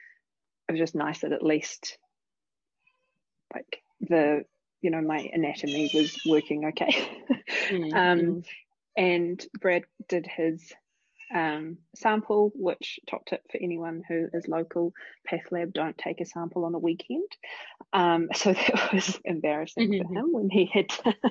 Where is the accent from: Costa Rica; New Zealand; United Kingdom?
New Zealand; Christchurch, Canterbury; moved away as an adult; also born or lived in Canada / Tauranga; I'm from Christchurch originally